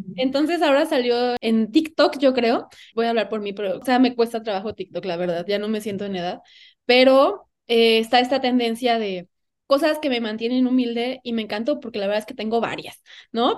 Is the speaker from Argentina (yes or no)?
no; Xalapa, Veracruz, Mexico; now in Mexico City, Mexico; Yo vivo ahora en la Ciudad de México, pero soy de Jalapa